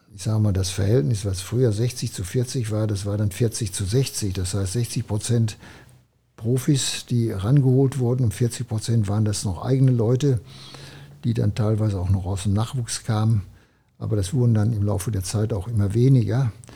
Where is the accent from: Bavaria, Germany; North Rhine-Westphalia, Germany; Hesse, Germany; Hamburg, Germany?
North Rhine-Westphalia, Germany; Iserlohn; ich hing auch hier an meiner Heimat und am Elternhaus